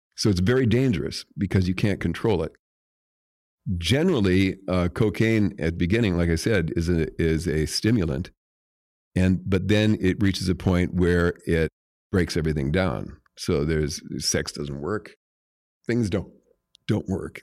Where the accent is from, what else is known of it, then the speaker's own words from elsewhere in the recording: Jamestown, North Dakota, United States; moved away; I'm from Jamestown, North Dakota